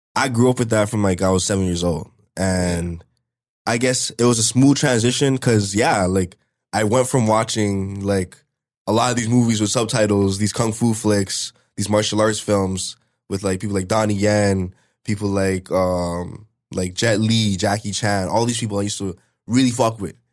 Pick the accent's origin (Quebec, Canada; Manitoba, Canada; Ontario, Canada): Ontario, Canada; Brampton; also born or lived in Toronto; I was born in Toronto. Um, we lived up in Toronto, I think, up until I was, like, three or four. And then after that, we moved over to Brampton, um, still at the same spot, actually